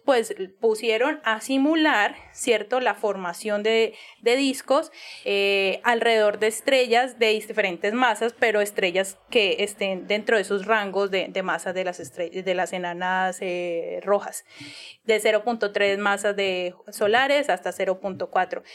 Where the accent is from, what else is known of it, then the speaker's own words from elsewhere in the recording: Cali, Valle del Cauca, Colombia; accent: caleño; mi acento súper caleño